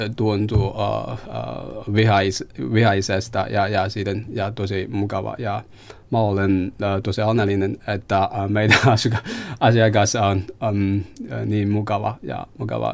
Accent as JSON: {"language": "Finnish", "country": "China", "second_language": "Finnish", "moved": "as an adult", "lives_now": "Helsinki, Finland", "said": "olen kiinalainen, uh, olen asunut Suomessa noin kolme vuotta"}